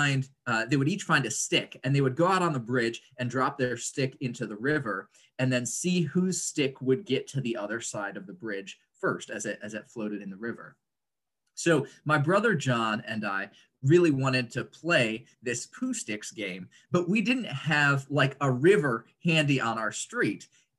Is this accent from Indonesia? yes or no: yes; Indonesia; moved away as an adult; now in United States; I grew up in Indonesia, so that seems relevant to our current conversation. My family moved there when I was 3 years old, and then I moved back for college.